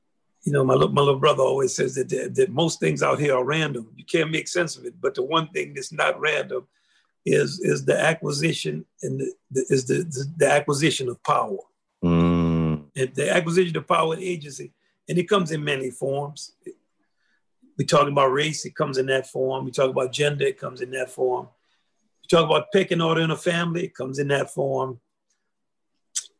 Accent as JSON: {"language": "English", "region": "the South", "country": "United States", "said": "I'm from the South"}